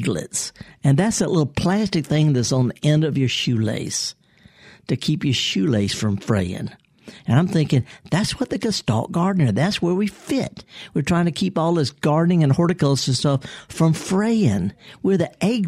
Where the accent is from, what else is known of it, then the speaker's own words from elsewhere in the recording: Mississippi, United States; I'm born and raised here in Mississippi